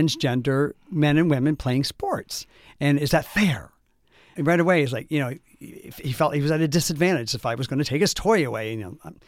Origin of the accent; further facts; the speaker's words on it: Canton, Ohio, United States; I'm from Canton, Ohio, honey, the Pro Football Hall of Fame city